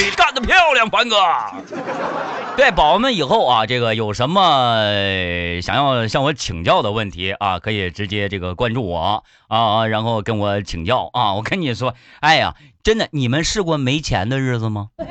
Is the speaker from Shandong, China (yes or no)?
no; Harbin, Heilongjiang, China; 我是哈尔滨人